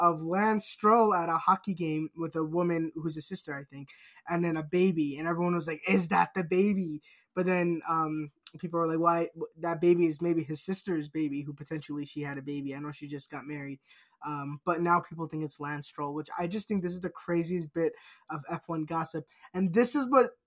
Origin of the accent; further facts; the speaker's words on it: United States; we're American.